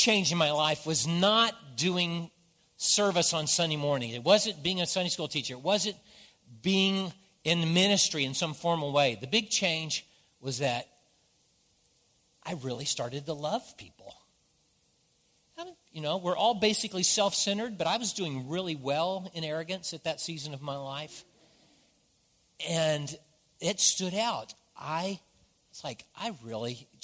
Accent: the South, United States; I grew up in the South, so there's certain things that I say that not everybody understands

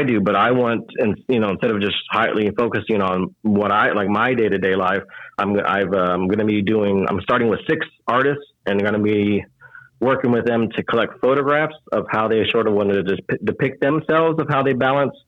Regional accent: Houston, Texas, United States; I'm born and raised in Houston

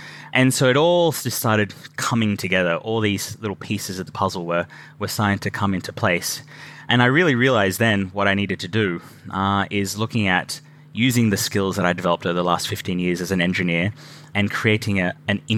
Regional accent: Australia; moved away as an adult; now in Scotland, United Kingdom; I'm originally from Australia

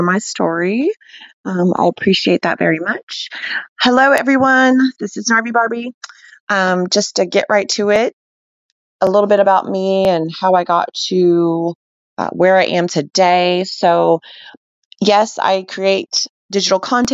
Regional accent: Alabama, United States; moved away as an adult; now in Colorado, United States; I'm from Alabama

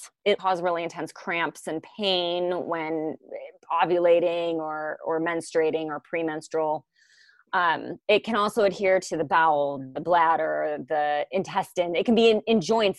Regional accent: New York City, New York, United States; moved away; I was going home from Manhattan to Brooklyn

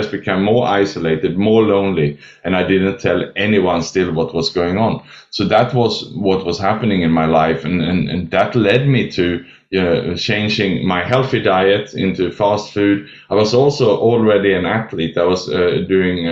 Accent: Sweden; also born or lived in Australia; now in Southeast Asia; So I was born in Sweden, educated in Australia, and then I lived and worked the last 20 years in Southeast Asia

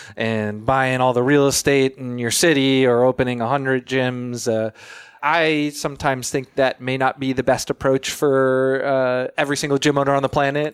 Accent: Florida, United States; I'm from Florida

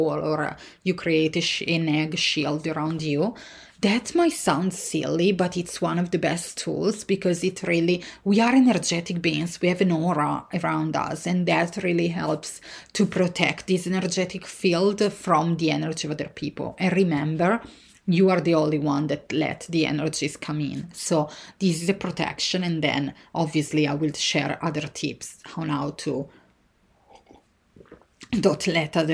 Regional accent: Italy; born or raised there; moved away

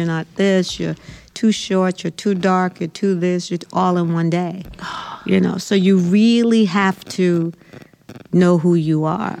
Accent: Brooklyn, New York, United States; I'm originally from Brooklyn, New York.

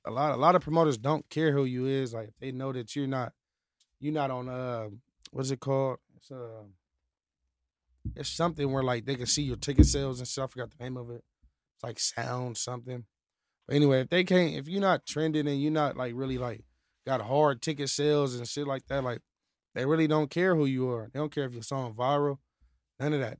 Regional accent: Apple Valley, California, United States; also born or lived in Victorville; I'm from Victorville, like Apple Valley. I'm from Apple Valley

